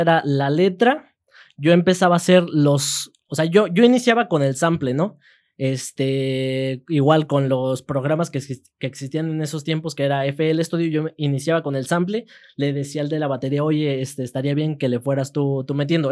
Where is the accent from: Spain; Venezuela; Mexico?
Mexico; Peñamiller, Querétaro; cuando era chiquito vivía en Peñamiller, entonces en Peñamiller siempre era que el duranguense, que el norteño, que este, la quebradita, que el, el reque. Ya después este, me vengo acá a Querétaro